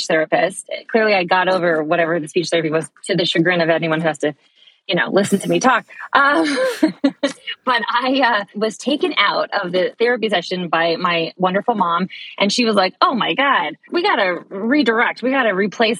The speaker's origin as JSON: {"language": "English", "town": "Boston", "region": "Massachusetts", "country": "United States", "tie": "born or raised there", "said": "I'm from the Boston area. So I grew up going to NEC Prep, which is a really great pre-college program here at New England Conservatory"}